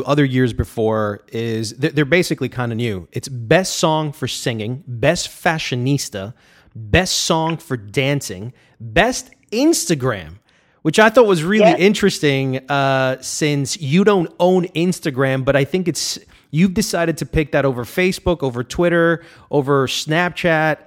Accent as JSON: {"language": "English", "town": "Barranquilla", "region": "Atlántico", "country": "Colombia", "tie": "born or raised there", "also_born_or_lived": "New York, United States", "moved": "yes", "said": "I'm Colombian. I was born in New York, okay. But I lived in Barranquilla, Colombia."}